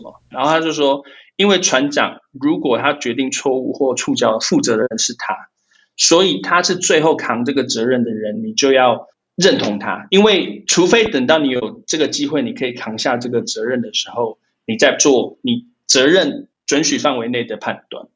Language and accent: Chinese; Taiwan; also born or lived in United Kingdom; 我们台湾人